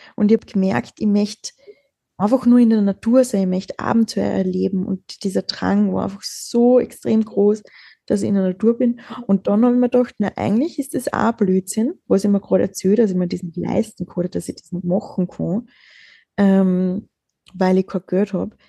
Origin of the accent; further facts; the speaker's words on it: Austria; wir sind in Österreich geboren